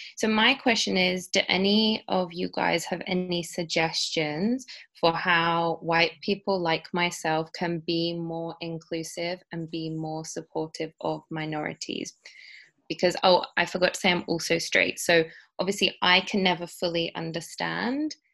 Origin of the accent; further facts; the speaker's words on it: United Kingdom; I'm a British white woman